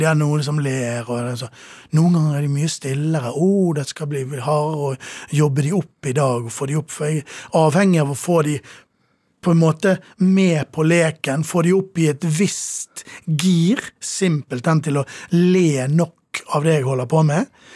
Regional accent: Sotra, Vestland, Norway; also born or lived in Bergen; now in Oslo, Norway; Da kjøpte mine foreldre hus, bygget hus, på den ganske store øyen

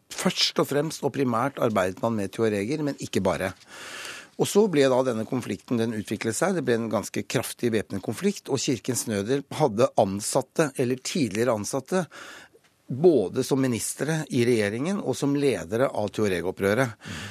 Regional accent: Norway

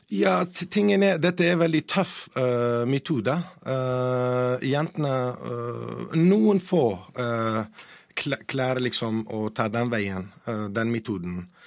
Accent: Iraqi Kurdistan, Kurdistan Region, Iraq; Norwegian is a second language; now in Norway; Jeg er en kurder fra eh, Nord-Irak, Kurdistan

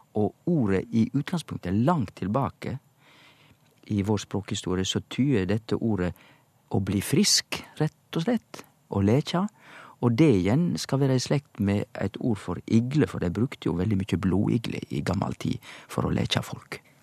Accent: Indre Sogn, Vestland, Norway; som liten i Indre Sogn i bedehuskulturen

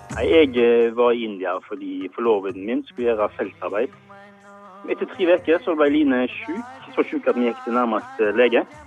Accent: Norway; vi er fra Norge

